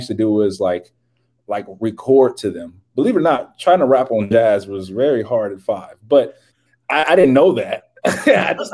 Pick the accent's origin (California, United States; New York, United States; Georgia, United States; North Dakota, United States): California, United States; Compton; now in Columbus, Ohio, United States; I'm originally from Compton, California, born in bread